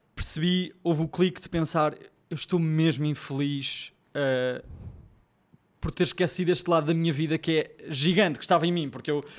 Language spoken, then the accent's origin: Portuguese; Lisbon, Portugal; sou de Lisboa, já devem ter percebido o sotaque